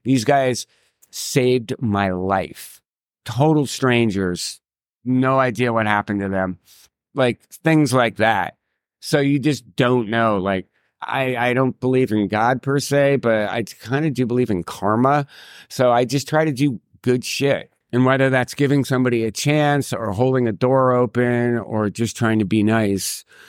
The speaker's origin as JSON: {"language": "English", "town": "New York City", "region": "New York", "country": "United States", "said": "I'm a New Yorker"}